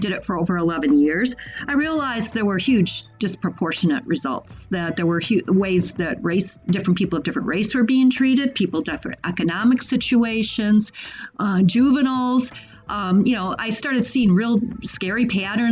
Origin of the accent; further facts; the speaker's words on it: Lansing, Michigan, United States; also born or lived in Boston; I grew up in Lansing as well.